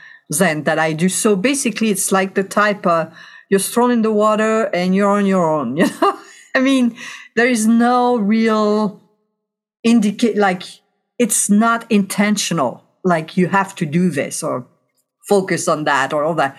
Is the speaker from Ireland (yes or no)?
no; west coast of France, France; moved away as an adult; also born or lived in Chicago, Illinois; now in California, United States; I was born and raised in France. And then when I was 23 years old, things did not work out for me in France, so I emigrated to the United States